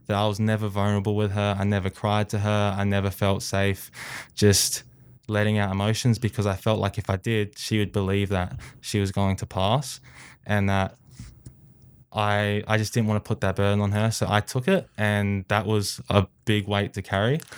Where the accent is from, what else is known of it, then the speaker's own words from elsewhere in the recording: Australia; I uh, was born and raised in Australia.